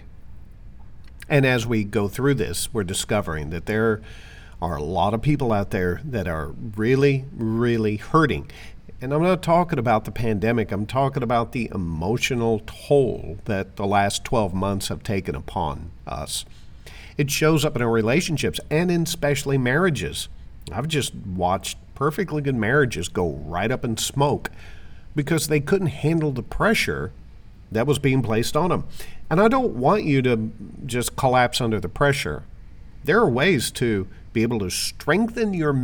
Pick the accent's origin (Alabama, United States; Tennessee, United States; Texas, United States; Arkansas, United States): Arkansas, United States; also born or lived in Florida / Jacksonville, Florida / Broward County, Florida; now in Palm City, United States; I am originally from Arkansas, but I moved to Florida in 1985, and I've been here ever since